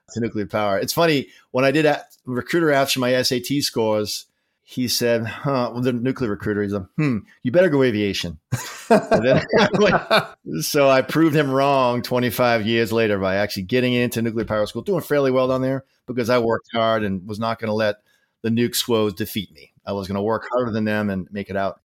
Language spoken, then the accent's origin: English; Massachusetts, United States; He was from Swampscott, Massachusetts, so uh, he had a special relationship with me because I was from Mass. I got more abuse because I had the correct accent.